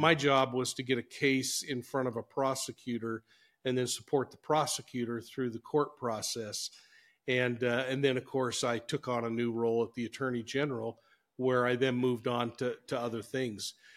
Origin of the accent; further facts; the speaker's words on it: Salt Lake City, Utah, United States; now in Ogden, United States; I grew up in Salt Lake City, moved in my senior year of high school.